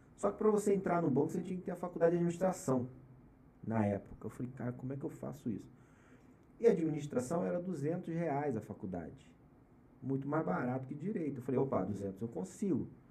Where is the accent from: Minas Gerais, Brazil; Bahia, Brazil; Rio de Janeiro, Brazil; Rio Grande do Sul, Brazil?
Rio de Janeiro, Brazil; Araruama; moved away as an adult; now in São Paulo, Brazil; Eu nasci e fui criado em Araruama, estado do Rio de Janeiro, região dos lagos